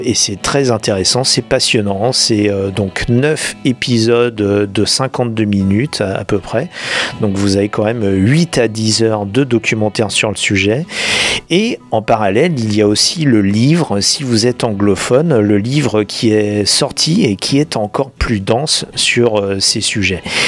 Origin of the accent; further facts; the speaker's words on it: France; chez nous en France